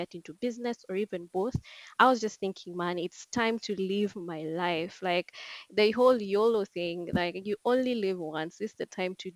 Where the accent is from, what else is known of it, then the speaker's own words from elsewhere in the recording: Nairobi, Kenya; I'm from Nairobi, Kenya.